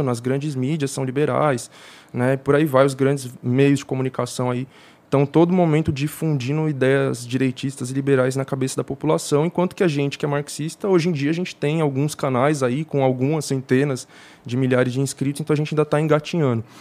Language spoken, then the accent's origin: Portuguese; São Paulo, Brazil; born there; Eu nasci na Brasilândia. Nos anos 2000, a Brasilândia era um dos acho que o terceiro pior distrito de São Paulo para ser uma criança, tá ligado?